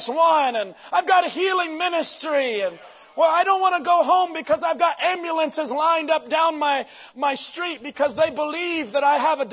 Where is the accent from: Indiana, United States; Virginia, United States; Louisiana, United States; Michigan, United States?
Indiana, United States; Jeffersonville; born and raised in Jeffersonville